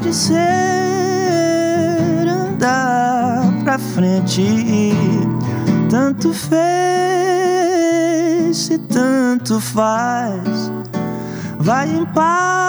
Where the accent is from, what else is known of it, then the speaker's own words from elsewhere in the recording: Brazil; I'm from Brazil.